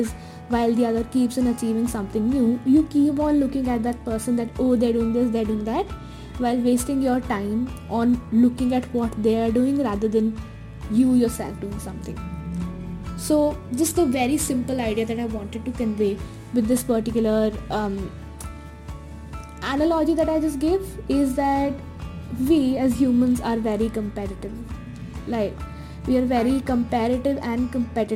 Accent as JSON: {"language": "English", "town": "Jaipur", "region": "Rajasthan", "country": "India", "tie": "born or raised there", "said": "I was here at my hometown, Jaipur"}